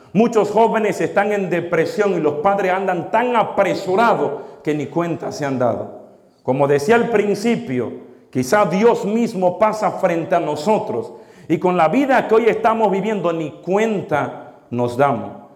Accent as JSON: {"language": "Spanish", "country": "Dominican Republic", "tie": "born or raised there", "moved": "yes", "lives_now": "United States", "said": "nacimos en otros países. Por ejemplo, yo en República Dominicana."}